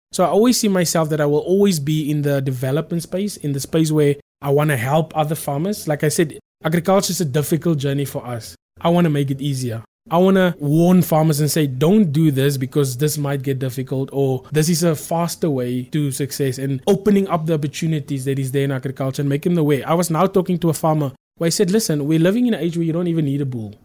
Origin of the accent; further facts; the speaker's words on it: South Africa; I come from Transburg. Now, Transburg is a very small town. I'm very proud to say that I come from Transburg.